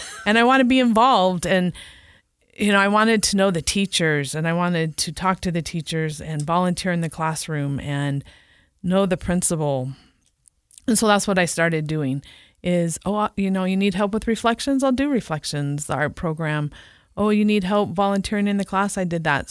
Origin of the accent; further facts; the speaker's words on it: San Diego, California, United States; moved away as an adult; now in Utah, United States; I grew up in San Diego, California